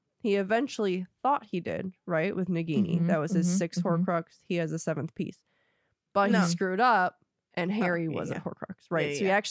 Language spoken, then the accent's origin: English; Germany; I'm from Germany.